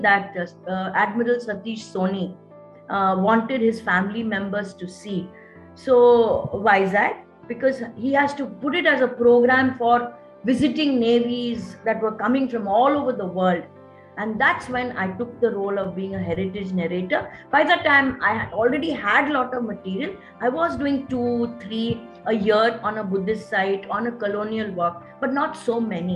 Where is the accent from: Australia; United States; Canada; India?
India; Visakhapatnam, Andhra Pradesh; moved away as an adult; also born or lived in Bahrain; Vizag is my hometown, and my granny, my mom, and all of them are here.